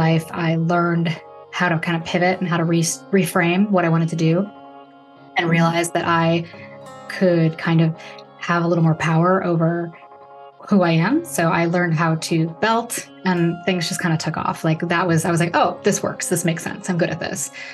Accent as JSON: {"language": "English", "area": "Chicago area", "region": "Illinois", "country": "United States", "tie": "born or raised there", "also_born_or_lived": "Traverse City, Michigan", "said": "My grandmother was an opera singer who had a voice studio downtown at the Fine Arts Building here in Chicago. My father was in there were five of them. They were called Stuck in the 50s, and they sang doo-wop in my hometown"}